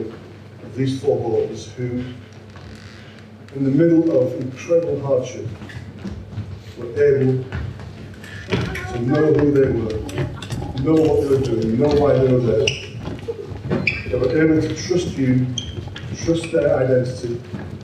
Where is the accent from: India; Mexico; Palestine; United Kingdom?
United Kingdom; Yorkshire and the Humber; I'm a Yorkshireman